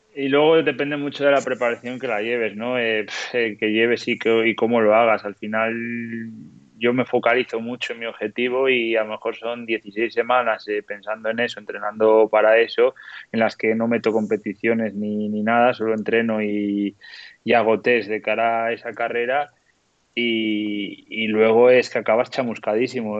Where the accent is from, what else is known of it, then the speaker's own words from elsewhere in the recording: León, Castile and León, Spain; now in La Bañeza, Spain; vivo en La Bañeza, pero soy de León, ¿no? Entonces, desde el barrio en el que yo nací en León